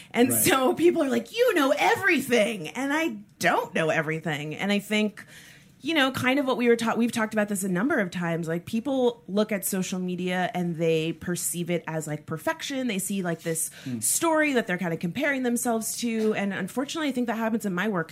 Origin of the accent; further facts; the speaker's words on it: South Florida, United States; I'm from South Florida